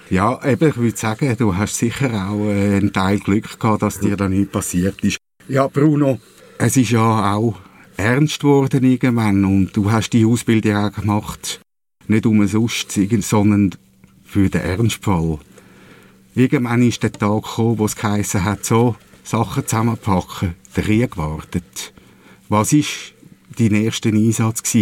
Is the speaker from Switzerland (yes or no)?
yes; Switzerland; Also ähnlich wie bei uns in der Schweiz ja.